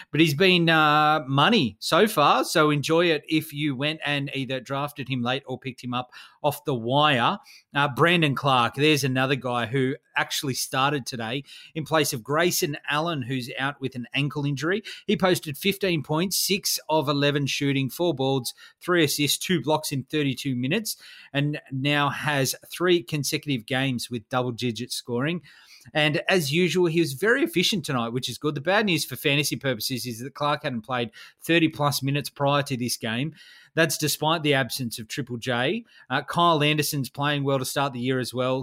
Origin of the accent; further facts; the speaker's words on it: Australia; I'm an Aussie.